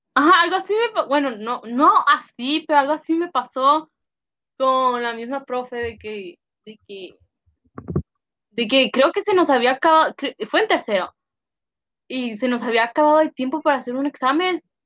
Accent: Mexico; first language Spanish; now in United States; como soy mexicana y mi primer idioma no es inglés

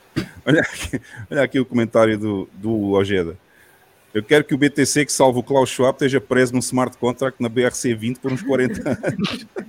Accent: Portimão, Algarve, Portugal; Lá na minha cidade, em Portugal

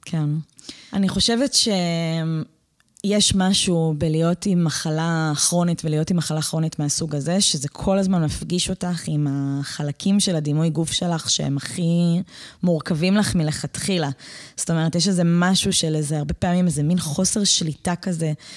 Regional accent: Pardes Hanna-Karkur, Haifa District, Israel; moved away as an adult; also born or lived in northern Israel; אני גדלתי בקרקור

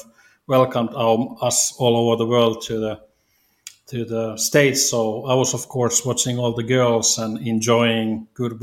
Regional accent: Oulu, North Ostrobothnia, Finland; moved away as an adult; also born or lived in Little Rock, Arkansas; now in Italy; I'm originally from Oulu, Finland, which is northern part city in the kind of middle or northern part of Finland

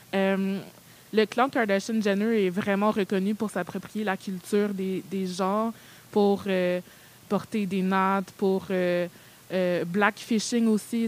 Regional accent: Montreal, Quebec, Canada; also born or lived in Benin; je suis née au Bénin et je suis arrivée au Canada vers l'âge de 3 ans et demi

